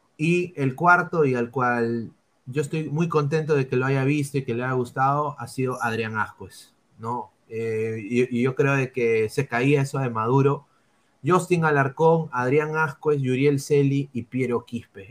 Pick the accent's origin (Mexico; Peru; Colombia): Peru; now in United States; mi, país, ¿no? o sea, donde yo nací, que es el Perú